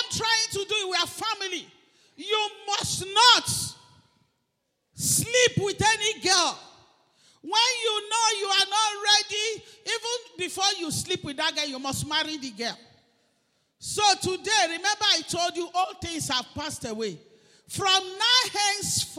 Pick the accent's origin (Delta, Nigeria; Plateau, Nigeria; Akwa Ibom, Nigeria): Delta, Nigeria; Umunede; I am from Idimile in Umunede